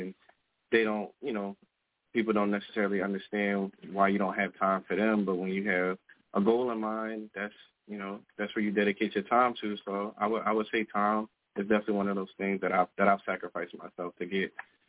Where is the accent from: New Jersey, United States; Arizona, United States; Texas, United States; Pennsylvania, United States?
Pennsylvania, United States; Philadelphia; also born or lived in Virginia (757 area); now in Virginia, United States; I'm from South Philly, but I'm out here in the 757 right now